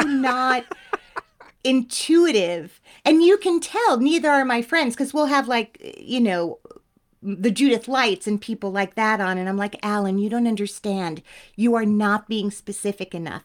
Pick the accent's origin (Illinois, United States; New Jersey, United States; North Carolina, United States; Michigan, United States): New Jersey, United States; Teaneck; I'm from Teaneck.